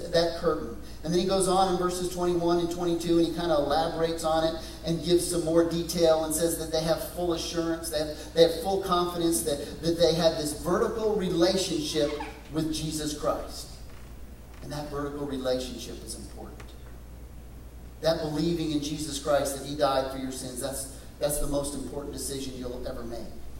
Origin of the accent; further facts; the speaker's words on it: West Texas, United States; Growing up in West Texas, I went to a lot of rodeos